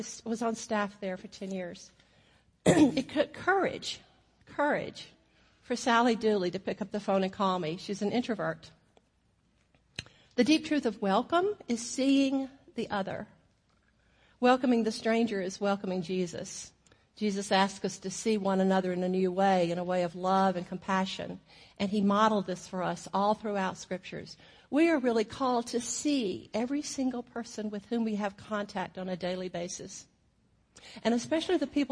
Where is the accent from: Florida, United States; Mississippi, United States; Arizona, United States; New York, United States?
Mississippi, United States; Natchez; moved away as an adult; also born or lived in Beaumont, Texas; I grew up in Natchez, Mississippi, the middle child of five children, Southern Baptist